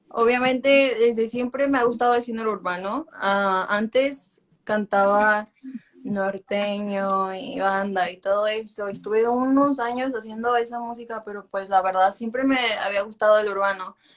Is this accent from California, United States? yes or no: yes; Los Angeles, California, United States; born there; also born or lived in Mexico City; Ah, mira, yo nací aquí